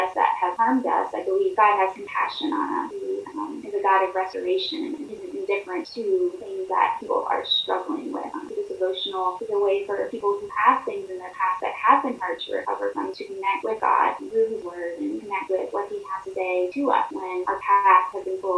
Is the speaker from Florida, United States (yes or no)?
yes; Florida, United States; now in Pennsylvania, United States; I currently live in Pennsylvania, but I grew up in Florida